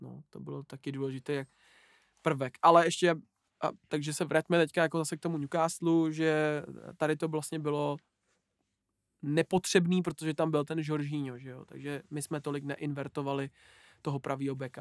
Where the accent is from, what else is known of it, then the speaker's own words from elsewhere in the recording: Czechia; Jsme Češi